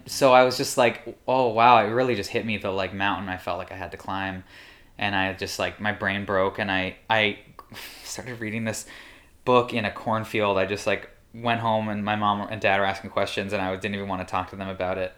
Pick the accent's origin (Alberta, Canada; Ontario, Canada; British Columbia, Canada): Ontario, Canada; Welland; born or raised there; moved away as an adult; also born or lived in New York